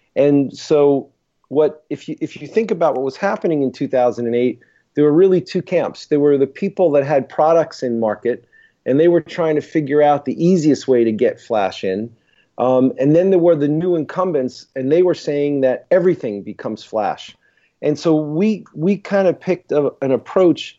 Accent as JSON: {"language": "English", "town": "New York City", "region": "New York", "country": "United States", "tie": "born or raised there", "also_born_or_lived": "Boston, United States", "moved": "as an adult", "lives_now": "Pittsburgh, United States", "said": "I born and raised in Brooklyn, went to school in Stuyvesant High School in Manhattan"}